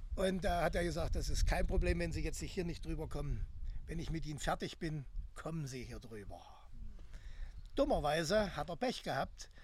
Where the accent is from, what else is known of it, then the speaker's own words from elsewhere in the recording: Greppin, Saxony-Anhalt, Germany; now in Halle, Germany; Also ich bin geboren in Krebin. Das ist zwischen Bitterfeld und Wolfen